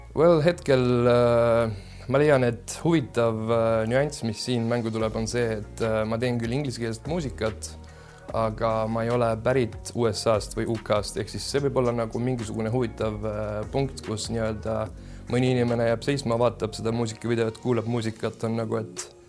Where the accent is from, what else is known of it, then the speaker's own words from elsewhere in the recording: Germany; now in Estonia; ma olen tegelikult Saksamaalt pärit ja siis äh, seal kasvasin suures osas üles